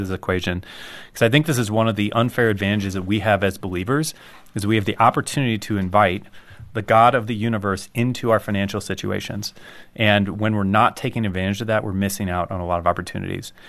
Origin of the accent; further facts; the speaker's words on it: United States; I, I'm an American